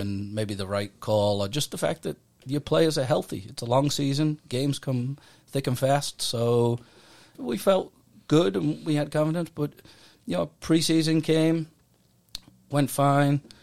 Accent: Middlesbrough, North East England, United Kingdom; also born or lived in Leeds; now in United States; I'm from Middlesbrough in England

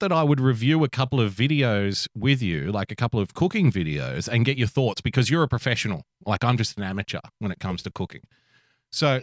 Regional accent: Australia; growing up in Australia, I was surrounded by friends from Asia

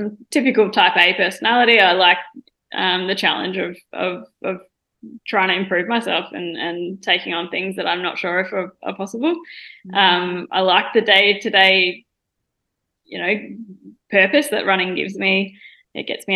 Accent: Melbourne, Victoria, Australia; I grew up in Wantirna South in the eastern suburbs of Melbourne with my mum and dad and brother and sister.

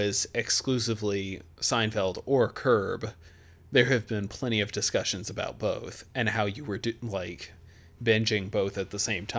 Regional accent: Memphis, Tennessee, United States; I grew up in Memphis

